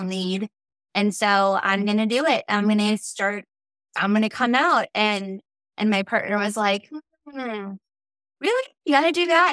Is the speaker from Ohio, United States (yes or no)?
no; El Paso, Texas, United States; I'm originally from El Paso